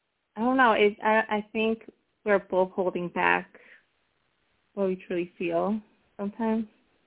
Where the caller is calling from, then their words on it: Connecticut, United States; I'm calling from Connecticut.